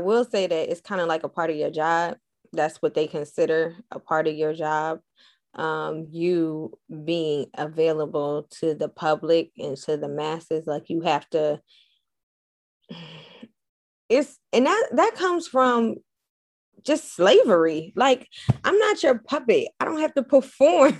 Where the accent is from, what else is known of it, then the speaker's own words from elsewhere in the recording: Camden, New Jersey, United States; I'm from Camden